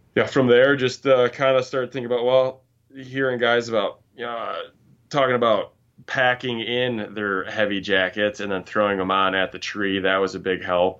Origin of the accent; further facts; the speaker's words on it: Grand Rapids, Michigan, United States; I'm from Michigan, um, born and raised in Grand Rapids, but moved up to northern Michigan, uh, a few years ago